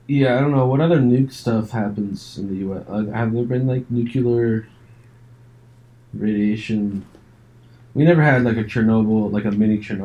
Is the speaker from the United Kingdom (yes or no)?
yes; United Kingdom; Look, I'm a reasonable guy, and I'm British.